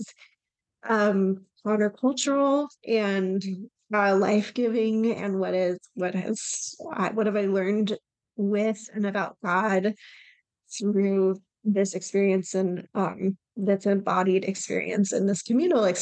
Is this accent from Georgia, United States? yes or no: yes; Atlanta, Georgia, United States; moved away as an adult; now in Chattanooga, United States; I am from North Atlanta, and then I went to college near here